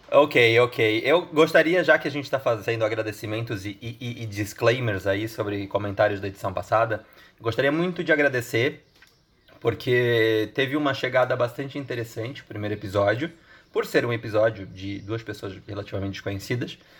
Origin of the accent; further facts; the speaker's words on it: Santa Catarina, Brazil; eu, como um bom catarinense